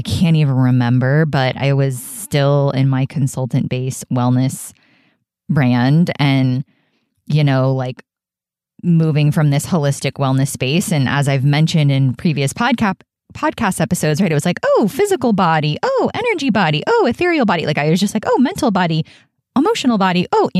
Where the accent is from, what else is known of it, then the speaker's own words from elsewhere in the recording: Florida, United States; they are from my hometown of South Florida on the east coast of Florida.